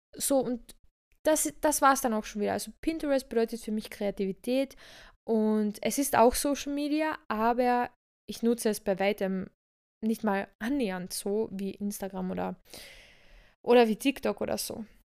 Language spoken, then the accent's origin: German; Villach, Carinthia, Austria; moved away; daher kommen wir beide ja, also wir sind ja ursprünglich aus Villach